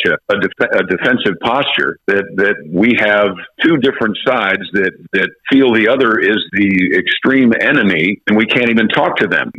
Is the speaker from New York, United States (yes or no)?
yes; Westchester County, New York, United States; now in Louisiana, United States; I live in Louisiana, but I am from Westchester County, New York